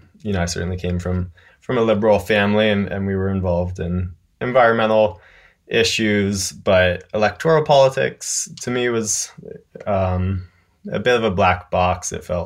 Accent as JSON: {"language": "English", "region": "North Carolina", "country": "United States", "said": "Yeah, I'm from a super conservative rural part of Western North Carolina, Mass and Cawthorn's district, actually."}